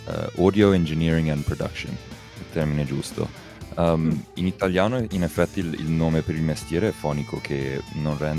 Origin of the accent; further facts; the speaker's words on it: Zimbabwe; nato e cresciuto in Zimbabwe. I miei, i miei genitori sono italiani, eh